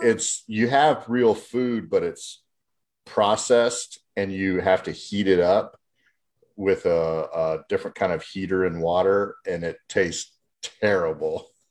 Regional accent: Cocoa Beach, Florida, United States; I am originally from Florida in the United States

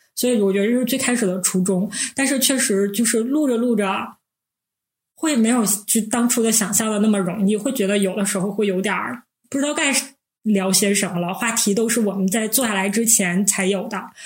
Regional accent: Northeast China, China; 我们是三个来自东北的 ladies

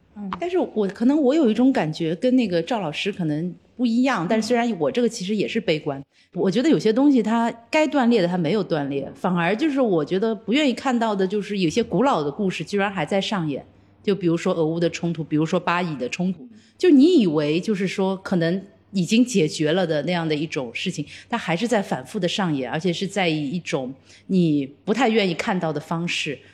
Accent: Shanghai, China; 我出生于一九七九年，我出生于上海。

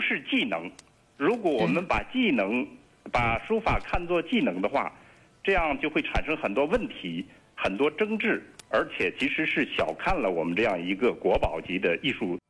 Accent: Xi'an, Shaanxi, China; 在我的老家西安，这个话题是一个热门儿

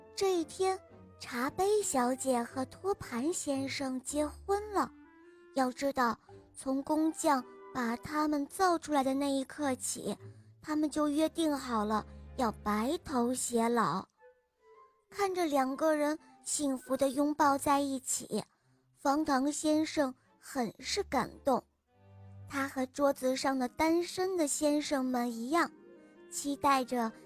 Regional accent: Shenyang, Liaoning, China; 我来自沈阳，我今年五岁了。

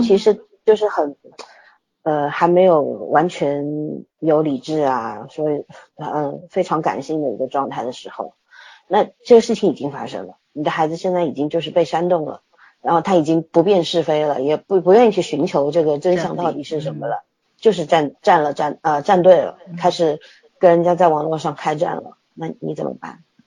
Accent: Shanghai, China; also born or lived in Beijing; 我那时候刚从北京回上海

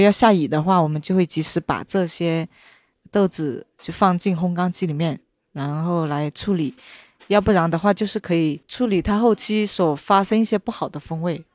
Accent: Menglian County, Yunnan, China; 我们的家乡

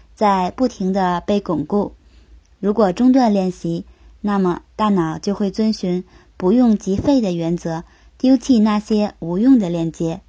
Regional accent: Yanbian Korean Autonomous Prefecture, Jilin, China; 我的老家吉林省延边朝鲜族自治区，在那里很多人都能够同等熟练地使用中文和韩文，两个完全不同语系的语言

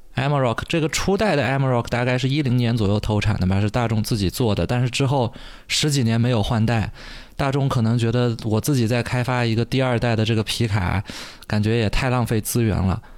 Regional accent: China; 其实是我们中国人最熟悉的

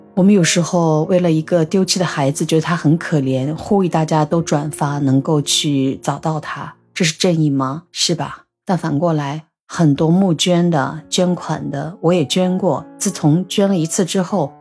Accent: China; now in Shanghai, China; 我是中国人

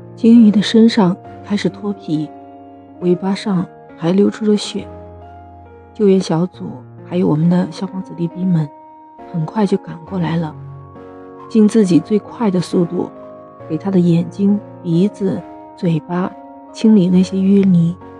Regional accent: China; 我们中国人，用我们中国人自己的方法、自己的爱心

